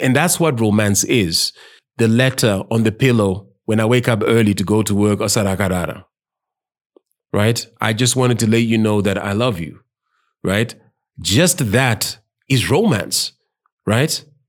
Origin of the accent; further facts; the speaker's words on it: Zimbabwe; As Mazimbabweans.